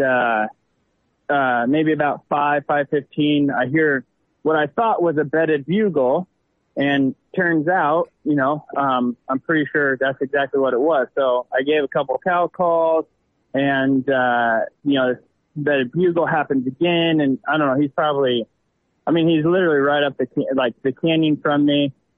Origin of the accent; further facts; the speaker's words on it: Southwest Nebraska, United States; now in Lincoln, United States; Born and raised in Southwest Nebraska. Currently live in Lincoln, Nebraska.